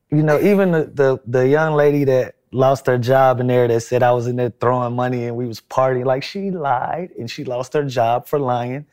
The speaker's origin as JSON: {"language": "English", "town": "Atlanta", "region": "Georgia", "country": "United States", "tie": "born or raised there", "also_born_or_lived": "Los Angeles", "said": "here in Atlanta"}